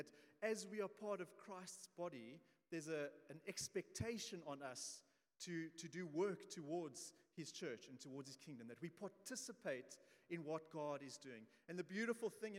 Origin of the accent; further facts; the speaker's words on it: South Africa; I'm from South Africa.